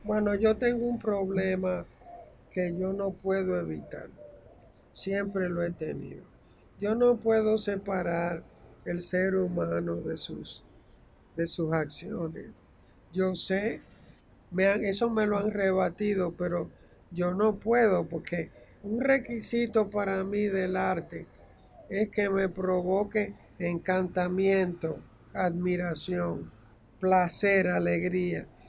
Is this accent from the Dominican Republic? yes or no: yes; Santiago de los Caballeros, Santiago, Dominican Republic; moved away as an adult; nosotros además como eh, dominicanos